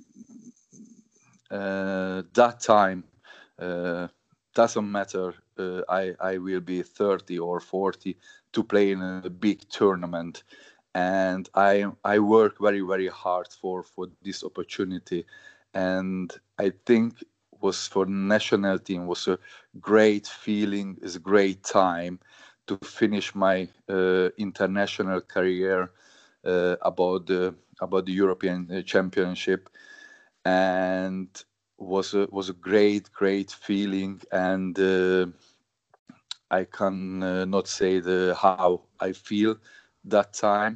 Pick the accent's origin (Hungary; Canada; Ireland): Hungary; born or raised there; English is a second language; moved away as an adult; also born or lived in Germany / England